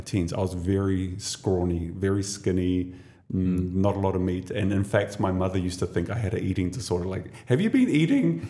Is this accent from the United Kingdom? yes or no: no; New Zealand; now in Dubai, United Arab Emirates; I come from New Zealand.